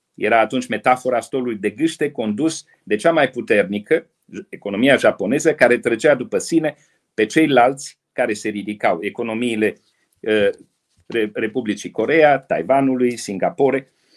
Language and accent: Romanian; Romania; noi, românii